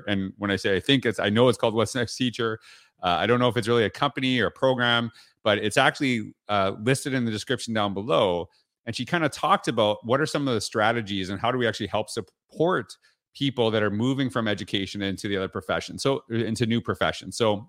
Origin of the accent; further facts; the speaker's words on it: Canada; too much American TV for me growing up in Canada